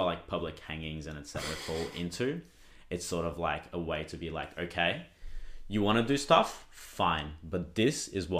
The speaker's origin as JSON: {"language": "English", "country": "Brazil", "tie": "born or raised there", "moved": "yes", "lives_now": "Australia", "said": "I grew up in Brazil"}